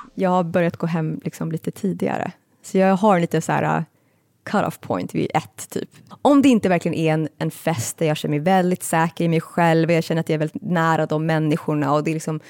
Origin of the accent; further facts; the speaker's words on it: Stockholm, Stockholm County, Sweden; jag växte upp i Kista